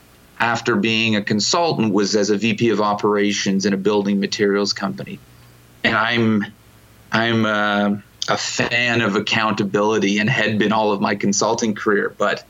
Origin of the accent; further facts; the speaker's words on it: Ontario, Canada; We do, yeah. I'm from Toronto.